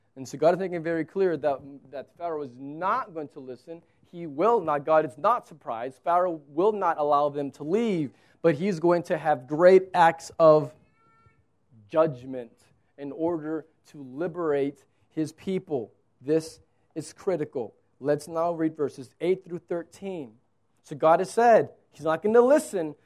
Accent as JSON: {"language": "English", "country": "United States"}